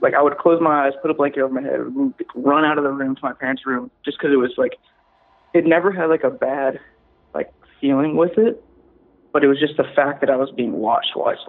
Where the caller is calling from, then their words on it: Virginia Beach, Virginia, United States; … from Virginia Beach, Virginia.